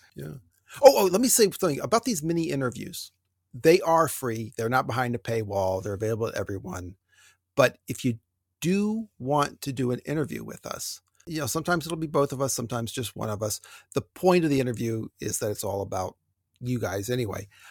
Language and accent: English; United States; I grew up on Lake Erie